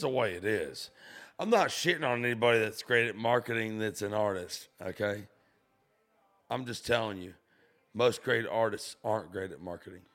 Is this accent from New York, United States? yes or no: no; St. Augustine, Florida, United States; moved away as an adult; now in Nashville, United States; I'm from Florida. Where I come from is Saint Augustine, Florida